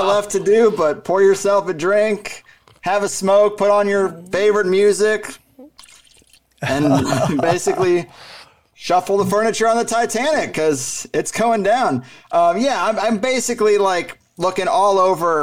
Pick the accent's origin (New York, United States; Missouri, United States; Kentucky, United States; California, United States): Missouri, United States; moved away as an adult; now in San Diego, United States; I grew up in Missouri